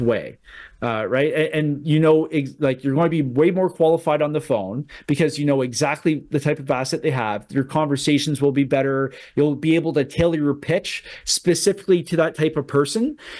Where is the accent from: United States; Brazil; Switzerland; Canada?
Canada; as a Canadian